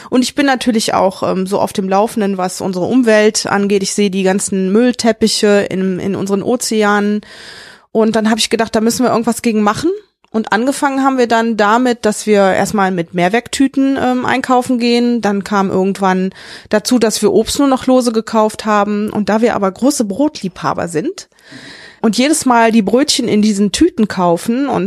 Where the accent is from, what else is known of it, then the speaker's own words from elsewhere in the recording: Rhineland, Germany; Der Name, ich bin halt Rheinländerin, ich bin auch gerne Rheinländerin